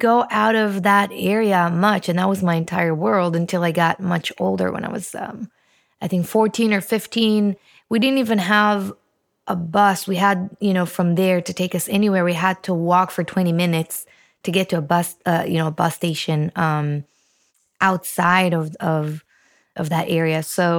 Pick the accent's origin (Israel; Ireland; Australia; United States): Israel; Yeah, that's right. I was born in Israel. Actually, I came from a very, very small, I wouldn't call it a village, but it was a very, very small place on top of a mountain.